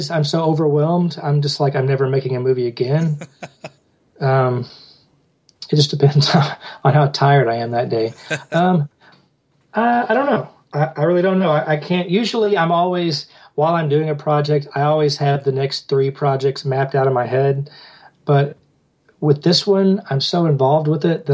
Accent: Kentucky, United States; we shot it here in my hometown

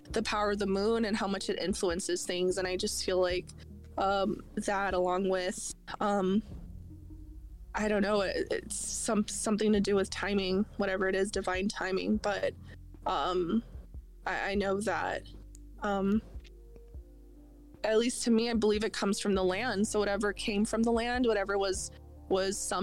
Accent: Southwest, United States; growing up in the Southwest

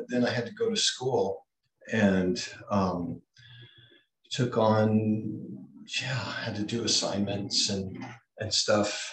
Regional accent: Hawaii, United States; I was born in Hawaii

